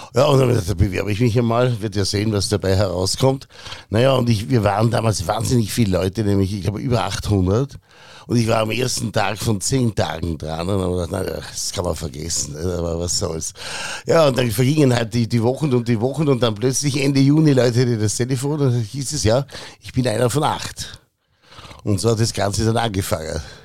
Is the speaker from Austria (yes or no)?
yes; Bregenz, Vorarlberg, Austria; moved away as an adult; also born or lived in Innsbruck / Vienna; now in Berlin, Germany; ich bin gebürtiger Bregenzer, in Bregenz in die Schule gegangen